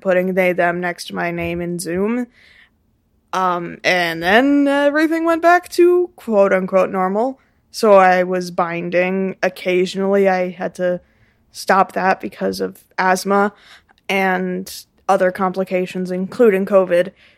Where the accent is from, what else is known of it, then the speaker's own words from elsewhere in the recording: Saint Louis Park, Minnesota, United States; I am sixteen, and I am an artist from Saint Louis Park